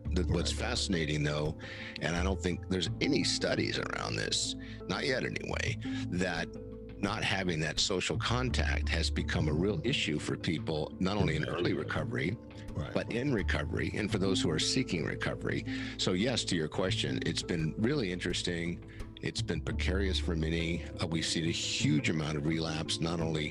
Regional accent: San Diego, California, United States; I grew up here in San Diego

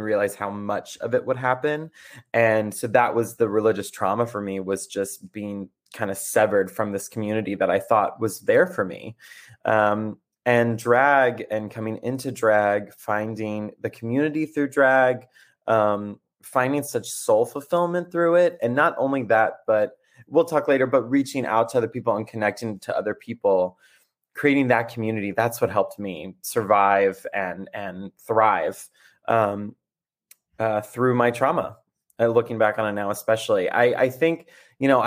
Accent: South Carolina, United States; now in Brooklyn, United States; I grew up in South Carolina

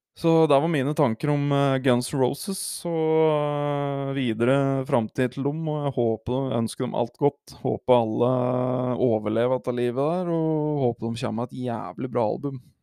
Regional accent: Hedmark, Innlandet, Norway; Jeg er fra Hedmark

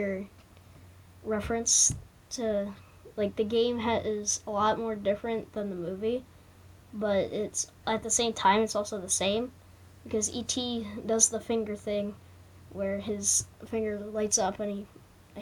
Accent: Poconos, Pennsylvania, United States; also born or lived in Nazareth, Pennsylvania; I was living in the Poconos

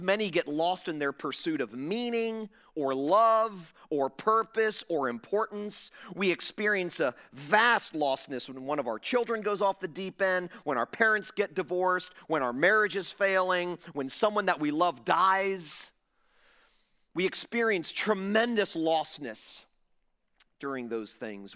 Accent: Fort Lauderdale, Florida, United States; now in Jupiter, United States; I was pastoring a large church in my hometown of Fort Lauderdale

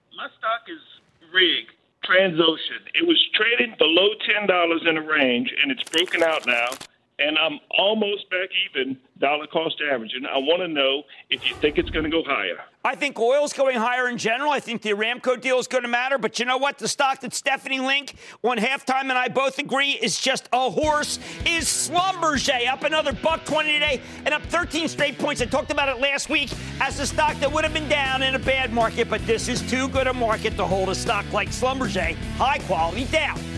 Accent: Pennsylvania, United States; my home state of Pennsylvania

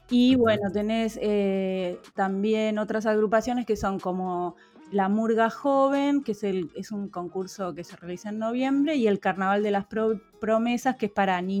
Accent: La Plata, Buenos Aires Province, Argentina; yo soy de La Plata, se ve de La Plata a Colonia y, pude ver la, la, costa de Colonia

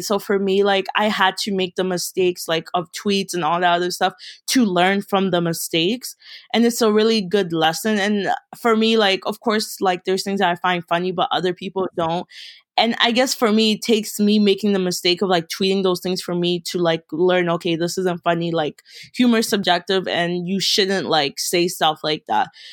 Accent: Baltimore, Maryland, United States; also born or lived in Kenya; I'm from Baltimore, Maryland, but originally I'm from Kenya. I came to America when I was four

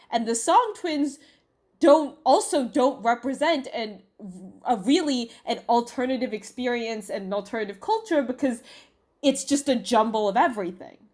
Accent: United States; I am Chinese American

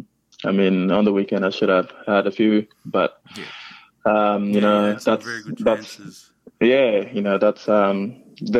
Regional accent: Melbourne, Victoria, Australia; I am from Melbourne. You know, I grew up watching Melbourne Victory.

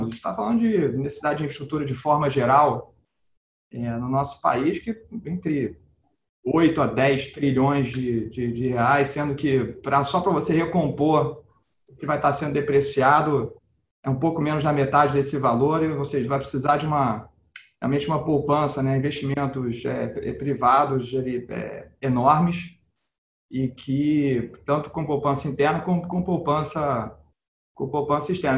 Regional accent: Brazil; como brasileiro

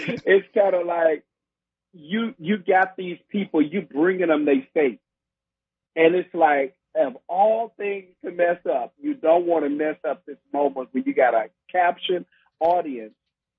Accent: Millington, Tennessee, United States; also born or lived in Memphis, Tennessee; now in Houston, United States; I'm raised in the outskirts of Memphis, Tennessee, in a place called Millington, Tennessee

